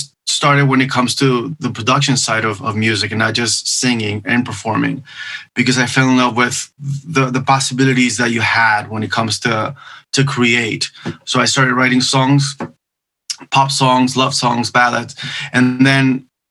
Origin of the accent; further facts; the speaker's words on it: Venezuela; first language Spanish; English is a second language; moved away as an adult; also born or lived in Miami, United States; now in Los Angeles, United States; in my country, I'm from Venezuela, I participated in a few TV shows